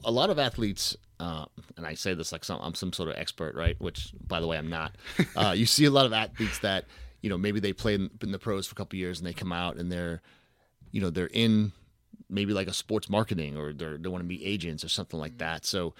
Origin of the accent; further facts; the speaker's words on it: Boston, Massachusetts, United States; I'm from Boston, so I grew up watching Red Sox fan all my life.